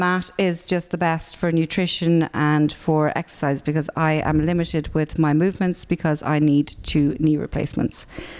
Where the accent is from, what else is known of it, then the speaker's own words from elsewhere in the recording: Ireland; now in Dublin, Ireland; being an Irish person